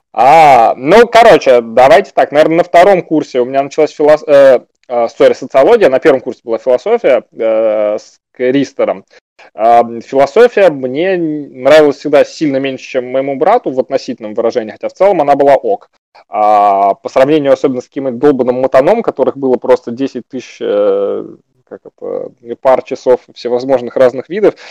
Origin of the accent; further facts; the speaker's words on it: Moscow, Russia; родился в 5.40 в 27-м Коптевском роддоме 2 декабря